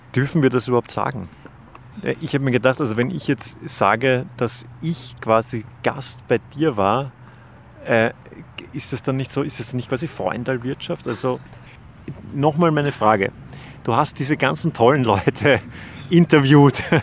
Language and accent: German; Vienna, Austria; als Wiener